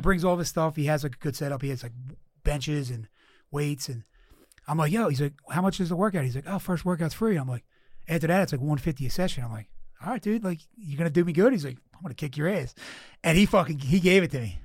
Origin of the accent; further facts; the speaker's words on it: Philadelphia, Pennsylvania, United States; now in San Diego, United States; I'm from the East Coast, Philly guy